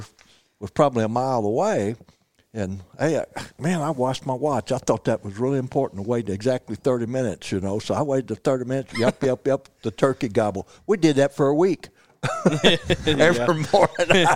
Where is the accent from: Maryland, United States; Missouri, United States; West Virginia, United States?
Missouri, United States; Missouri Bootheel, United States; also born or lived in Ozarks; I was raised down in Missouri boot heels